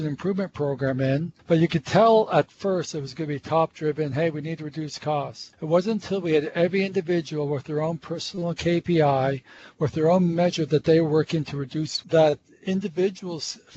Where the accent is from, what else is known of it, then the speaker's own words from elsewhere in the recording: Montreal, Quebec, Canada; accent: North American; I grew up in Montreal